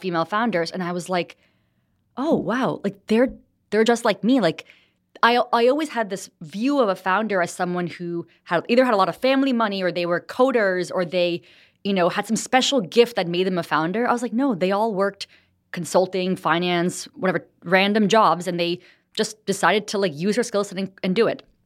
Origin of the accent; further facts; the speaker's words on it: New Jersey, United States; moved away as an adult; also born or lived in New York City; now in Los Angeles, United States; I grew up in New Jersey.